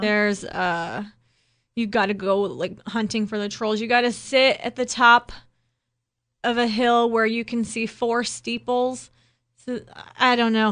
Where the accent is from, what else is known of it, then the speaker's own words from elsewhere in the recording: Ohio, United States; growing up in Ohio